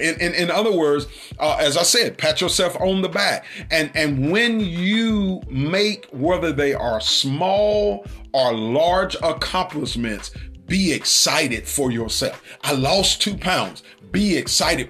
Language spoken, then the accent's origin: English; United States